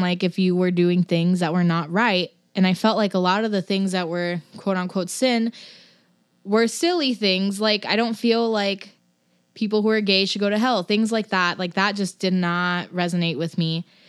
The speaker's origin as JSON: {"language": "English", "town": "Los Angeles", "region": "California", "country": "United States", "tie": "born or raised there", "also_born_or_lived": "New Jersey", "moved": "yes", "lives_now": "Portland, United States", "said": "I'm from Los Angeles"}